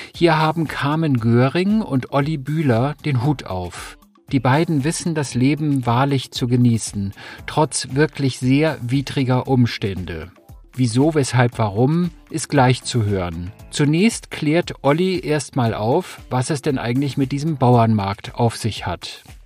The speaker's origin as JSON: {"language": "German", "area": "the North", "region": "Northern Germany", "country": "Germany", "said": "bei uns im Norden sagt man die jungen Derns"}